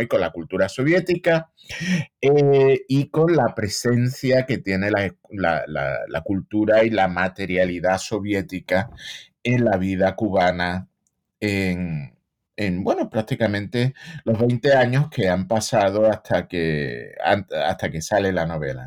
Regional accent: Seville, Andalusia, Spain; moved away as an adult; now in United States

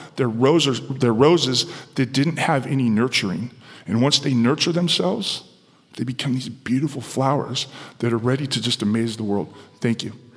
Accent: San Diego, California, United States; born or raised there

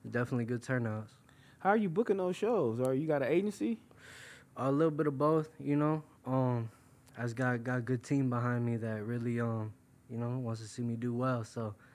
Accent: New York, United States; also born or lived in Florida; I'm from originally. I'm from New York. Um, right now I live in Florida. Um, my parents they they got divorced when I was real young, so it kind of shifted me between the two states.

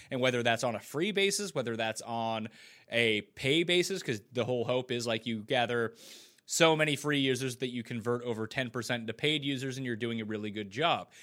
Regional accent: Halifax, Nova Scotia, Canada; moved away as an adult; now in Toronto, Canada; I grew up in Halifax on the east coast of Canada

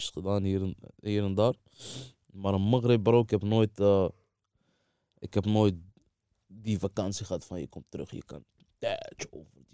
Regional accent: Saidia, Oriental, Morocco; Maar ik kom van Saidia, ja.

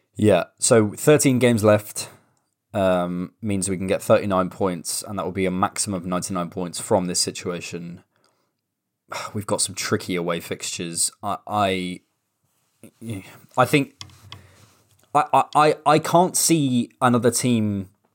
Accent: Bournemouth, South West England, United Kingdom; now in London, United Kingdom; my hometown

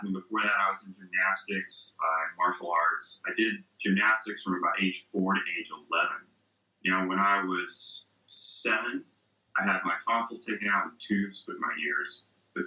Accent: Texas, United States; played football because I was from Texas

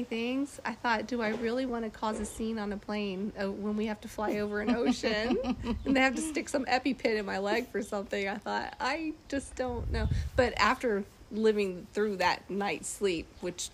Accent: North Carolina, United States; North Carolina, America

